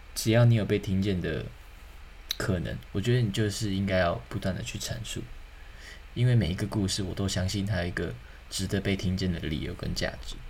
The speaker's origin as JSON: {"language": "Chinese", "country": "Taiwan", "said": "身为这块土地的人，身为台湾人"}